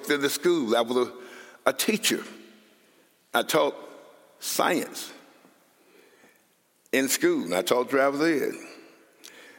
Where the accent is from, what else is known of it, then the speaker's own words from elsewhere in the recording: Columbia, Mississippi, United States; moved away; also born or lived in Austin, Minnesota; So I grew up in Columbia